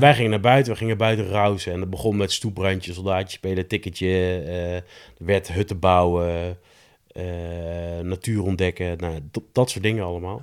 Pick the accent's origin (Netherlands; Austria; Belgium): Netherlands; Nijmegen, Gelderland; een jongen uit Nijmegen, opgegroeid in Nijmegen-Zuid